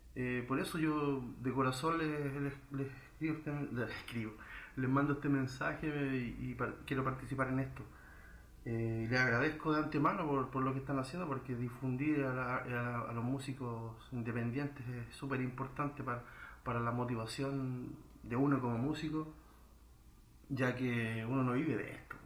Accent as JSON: {"language": "Spanish", "town": "Santiago", "region": "Santiago Metropolitan Region", "country": "Chile", "tie": "born or raised there", "moved": "yes", "lives_now": "Montreal, Canada", "said": "vivo en Montreal, Canadá, em, pero nací en Santiago de Chile"}